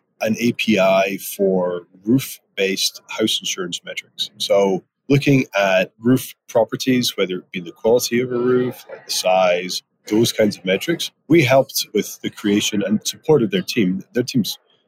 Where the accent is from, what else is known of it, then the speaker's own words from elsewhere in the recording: Edinburgh, Scotland, United Kingdom; moved away as an adult; also born or lived in Aberdeen; now in Prince George, Canada; I grew up in Edinburgh, studied in Aberdeen